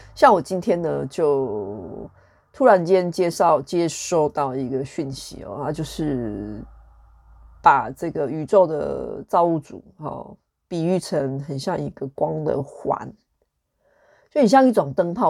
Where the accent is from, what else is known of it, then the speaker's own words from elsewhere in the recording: Taichung, Taiwan; 我的成长背景就是跟多数的台湾人一样，就是一个，我是出生于台中市